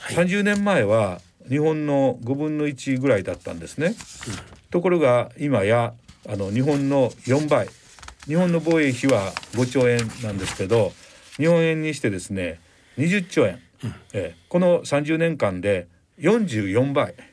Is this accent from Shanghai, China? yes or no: yes; Shanghai, China; now in Japan; 私上海出身ですけれども